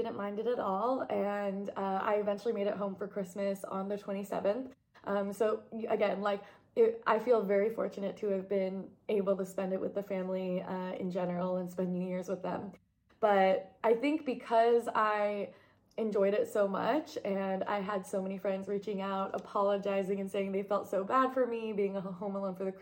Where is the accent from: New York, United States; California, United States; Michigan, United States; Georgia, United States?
New York, United States; moved away; also born or lived in Portland; growing up in New York